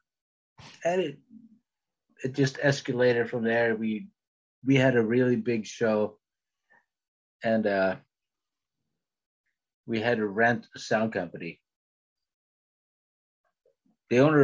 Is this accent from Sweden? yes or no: yes; Stockholm, Stockholm County, Sweden; moved away; I grew up in Stockholm